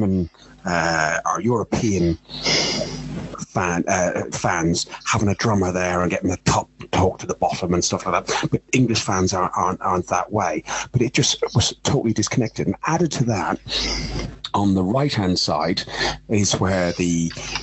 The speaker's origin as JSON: {"language": "English", "country": "Ireland", "said": "I'm Irish"}